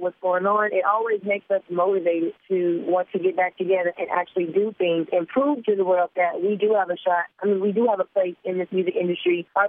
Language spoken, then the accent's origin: English; New Jersey, United States; Because I'm from Jersey, aggressive. I'm not as aggressive as I used to be, but, you know, I still am that strong Jersey girl.